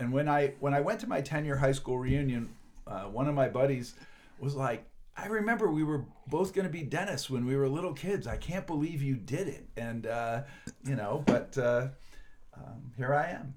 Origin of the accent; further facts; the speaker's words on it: northern Pennsylvania, United States; moved away as an adult; now in Chicago, United States; I'm from some small town in northern Pennsylvania